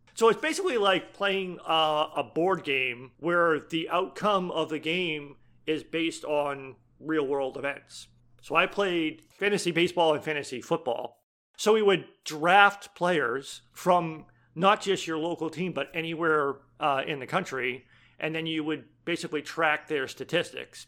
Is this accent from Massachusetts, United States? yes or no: yes; Boston, Massachusetts, United States; now in Iowa, United States; I grew up in Boston, so for New England, so not just, like, Massachusetts